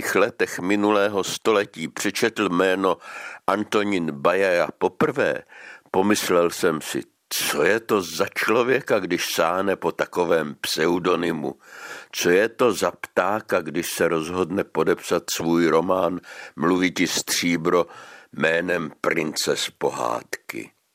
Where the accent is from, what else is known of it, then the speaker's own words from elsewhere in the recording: Moravia, Czechia; now in Prague, Czech Republic; u nás na Moravě